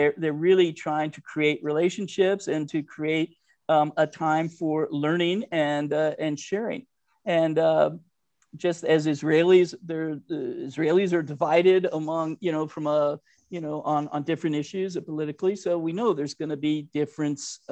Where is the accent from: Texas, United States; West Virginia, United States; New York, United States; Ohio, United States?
Ohio, United States; Cincinnati; I grew up in Cincinnati. My rabbi, Rabbi Goldfeder of blessed memory, told my parents in my bar mitzvah